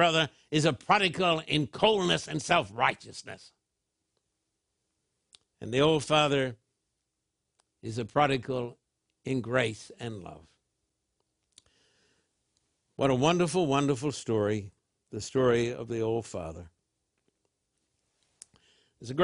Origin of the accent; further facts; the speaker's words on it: Brisbane, Queensland, Australia; when I was a boy growing up in Brisbane